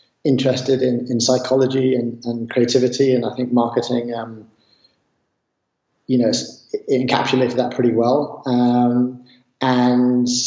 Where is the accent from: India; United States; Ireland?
Ireland; Southwest Ireland; I grew up in Southwest Ireland by the beach